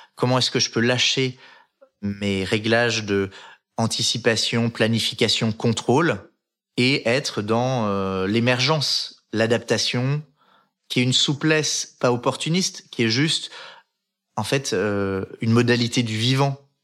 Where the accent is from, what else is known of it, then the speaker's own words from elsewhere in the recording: Les Arcs, Auvergne-Rhône-Alpes, France; j'ai grandi en Savoie, dans la station de ski des Arcs